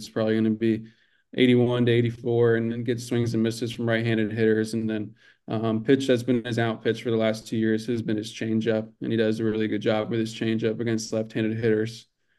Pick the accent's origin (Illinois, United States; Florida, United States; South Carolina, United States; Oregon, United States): Florida, United States; Tampa; I'm from Tampa. And I think USF has some kids from Jesuit where I went to.